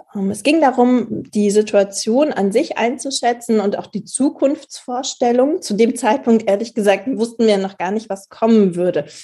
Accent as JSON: {"language": "German", "country": "Germany", "said": "bei uns in Deutschland"}